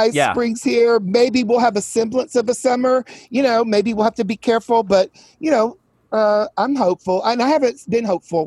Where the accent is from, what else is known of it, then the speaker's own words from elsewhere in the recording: Chattanooga, Tennessee, United States; moved away as an adult; also born or lived in Wilmington, North Carolina / Atlanta / New York; lived a couple other places, but was in Chattanooga by age 5